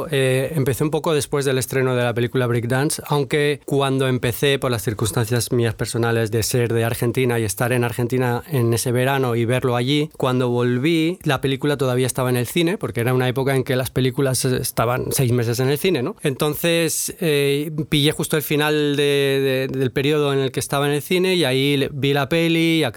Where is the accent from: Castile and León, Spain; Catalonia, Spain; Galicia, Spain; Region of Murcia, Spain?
Catalonia, Spain; Barcelona; Horta Carmelo.